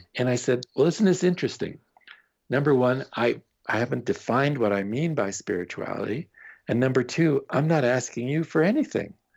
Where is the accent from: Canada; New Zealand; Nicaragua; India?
Canada; I am Canadian